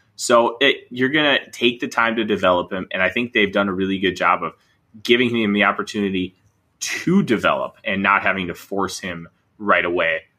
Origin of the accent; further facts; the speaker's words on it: Minnesota, United States; I'm a Minnesotan.